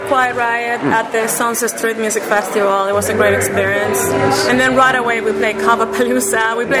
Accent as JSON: {"language": "English", "town": "Caracas", "region": "Capital District", "country": "Venezuela", "tie": "born or raised there", "moved": "yes", "lives_now": "Los Angeles, United States", "said": "Yeah, I was born in Venezuela, Caracas, Venezuela."}